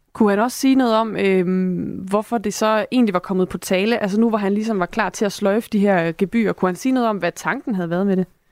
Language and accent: Danish; Esbjerg, Southern Denmark, Denmark; jeg er også fra Esbjerg